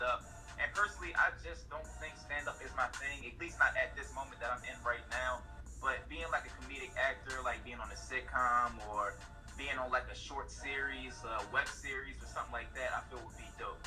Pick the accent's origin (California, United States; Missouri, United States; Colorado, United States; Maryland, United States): Maryland, United States; Baltimore; I'm from Baltimore